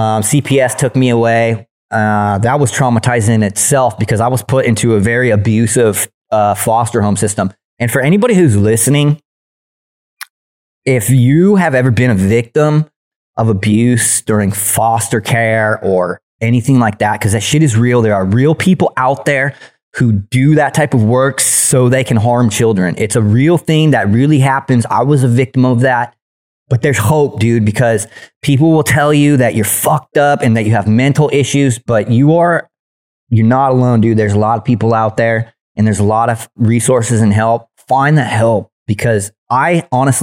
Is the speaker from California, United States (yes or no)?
yes; San Diego, California, United States; accent: Southern; also born or lived in Illinois; I flew back to California, where I was born in San Diego.